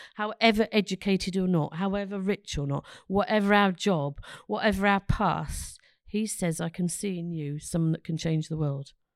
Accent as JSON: {"language": "English", "region": "London", "country": "United Kingdom", "moved": "yes", "lives_now": "Ross-on-Wye, United Kingdom", "said": "I come from London"}